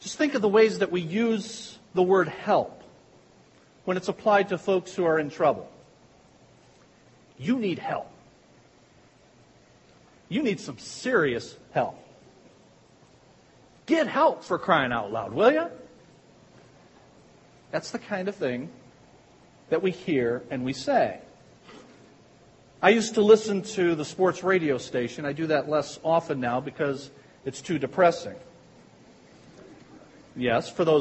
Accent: Pikeville, United States; accent: Pikevillian; with my Pikevillian accent

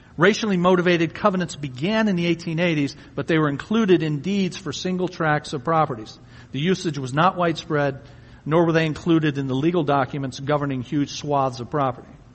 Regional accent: Ecorse, Michigan, United States; I grew up in Ecorse

